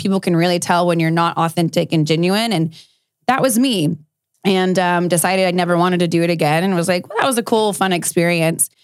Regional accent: South Texas, United States; I grew up in South Texas

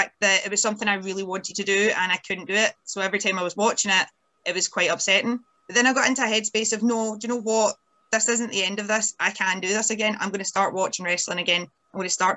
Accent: Scotland, United Kingdom; independent Scottish lassies

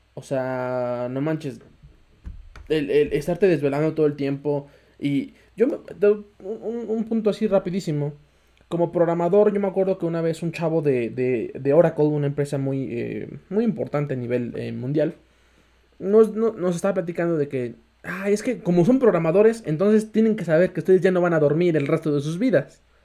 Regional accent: Mexico; tú mismo como mexicano, como mexicano, latino

